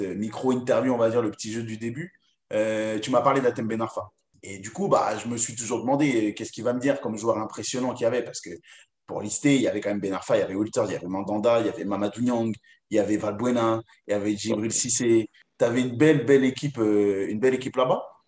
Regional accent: France; en tant que Français

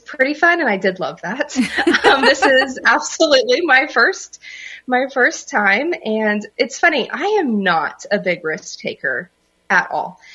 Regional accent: Oklahoma, United States; I am born and raised in Oklahoma and went to college here

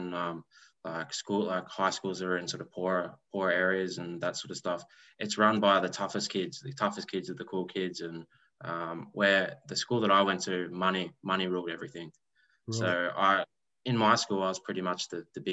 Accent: Melbourne, Victoria, Australia; I grew up southeastern suburbs of Melbourne

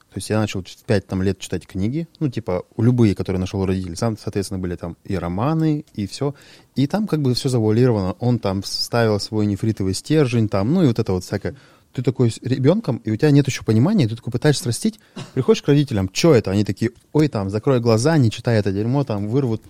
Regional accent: Sharypovo, Krasnoyarsk Krai, Russia; moved away; also born or lived in Cheryomushki; я там родился в Шарыпово, это там гопнический район

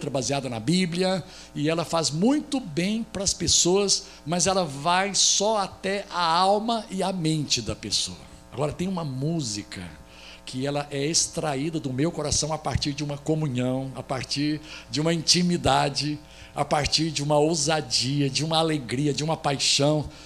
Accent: Goiás, Brazil; eu sou de Goiás

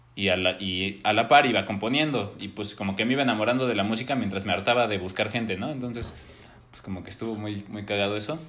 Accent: Mexico; somos de México y somos músicos.

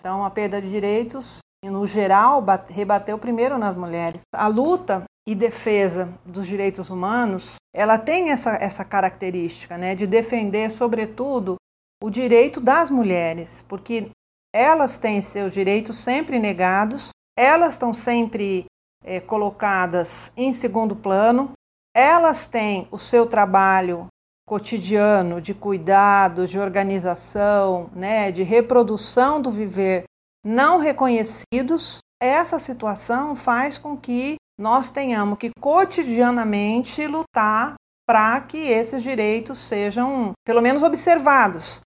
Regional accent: Campinas, São Paulo, Brazil; sou de Campinas

